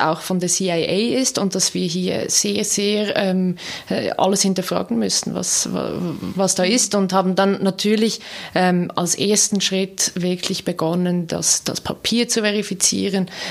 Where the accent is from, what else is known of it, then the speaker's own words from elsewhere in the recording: Zug, Switzerland; ich bin ja in Zug aufgewachsen, das heißt, ich habe diese Geschichte immer wieder auch gehört.